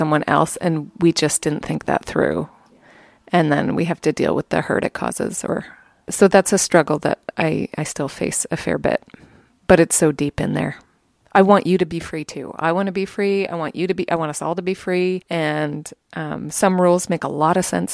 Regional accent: Canada; we are French and English

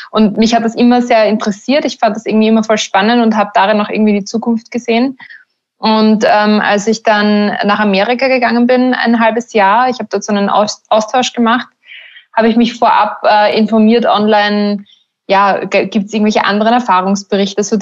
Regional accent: Burgenland, Austria; now in Berlin, Germany; okay, ich komme aus dem Burgenland, ich lebe irgendwo am Land

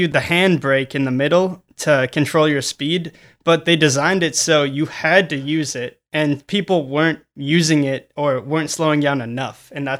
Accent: Minnesota, United States; I'm from Minnesota, so.

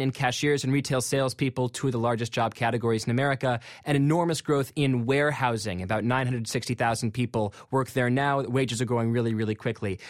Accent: McLean, Virginia, United States; I'm from McLean, Virginia, and there's this uh, mall called Tyson's Corner, which when I was a kid was this sort of smallish mall that we sometimes went to for movies

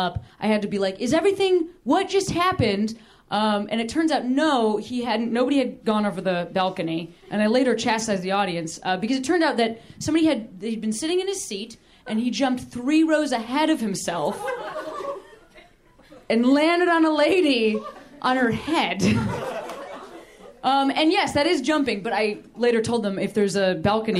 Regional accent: Midwest, United States; I'm from the Midwest

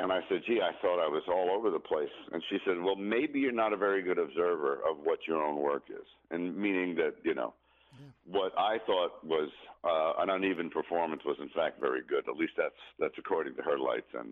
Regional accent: New York, United States; moved away as an adult; now in Los Angeles, United States; I grew up in New York, but when you come out here, and I've been out here since 86

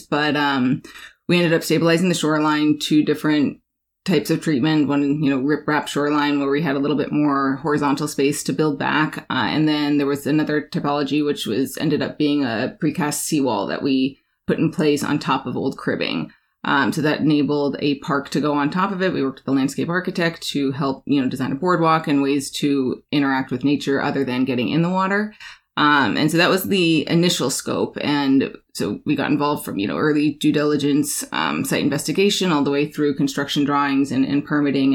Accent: Alaska, United States; moved away; also born or lived in New York; I'm born and raised in Alaska

